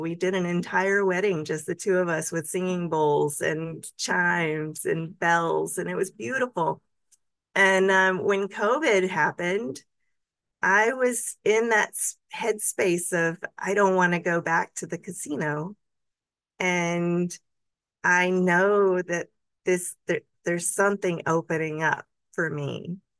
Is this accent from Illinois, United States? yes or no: no; Montgomery, Alabama, United States; I actually was born and raised in Montgomery